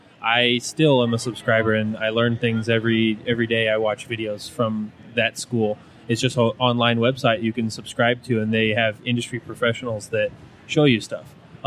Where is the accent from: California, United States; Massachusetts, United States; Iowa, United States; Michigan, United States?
California, United States; Martinez; I'm from the San Francisco Bay Area, Martinez, California.